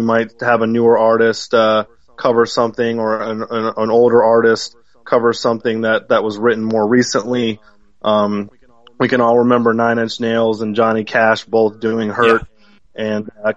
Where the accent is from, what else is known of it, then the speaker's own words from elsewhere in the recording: Atlanta, Georgia, United States; also born or lived in Detroit, Michigan; I'm originally from Detroit and all my family's from Detroit, my parents were really big, because they were children of the 60s. They were baby boomers. They really loved Motown. And when I was growing up here in Atlanta